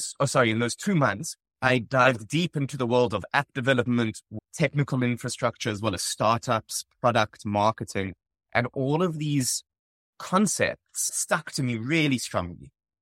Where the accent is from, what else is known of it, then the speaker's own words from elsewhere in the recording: Johannesburg, Gauteng, South Africa; Yeah, so I grew up in Johannesburg, South Africa, attended high school, primary school there. After that, I went to the University of Cape Town and studied electrical and computer engineering.